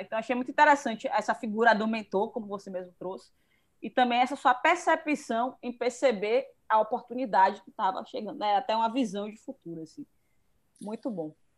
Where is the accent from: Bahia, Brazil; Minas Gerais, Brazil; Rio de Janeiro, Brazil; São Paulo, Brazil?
Bahia, Brazil; Feira de Santana; eu também sou de Feira de Santana